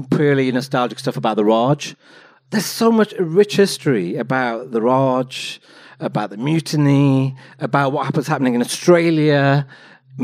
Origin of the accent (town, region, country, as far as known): Wolverhampton, West Midlands, United Kingdom